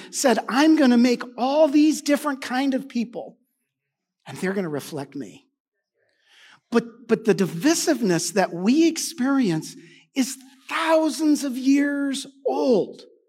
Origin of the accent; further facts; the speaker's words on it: United States; I'm an American.